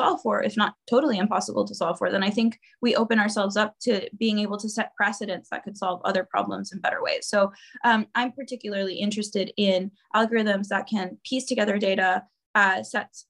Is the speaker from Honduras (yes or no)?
yes; Honduras; my home country, Honduras, where I was living and I was born and raised